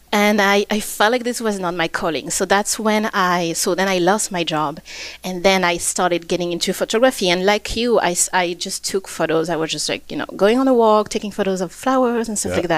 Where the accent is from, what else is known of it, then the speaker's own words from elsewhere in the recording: Réunion; moved away as an adult; also born or lived in Versailles, France / Montreal, Canada; now in Edmonton, Canada; I was born and I grew up in Réunion Island.